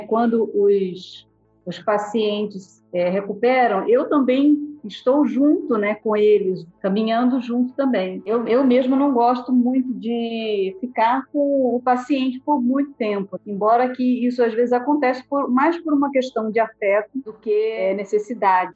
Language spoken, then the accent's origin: Portuguese; Maceió, Alagoas, Brazil; moved away; Eu nasci em Maceió e eu lá fiz o curso de fisioterapia